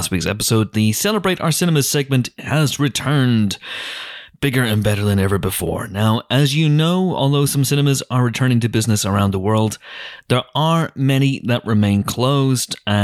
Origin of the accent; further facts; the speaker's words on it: Northern Irish, Northern Ireland, United Kingdom; I'm Northern Irish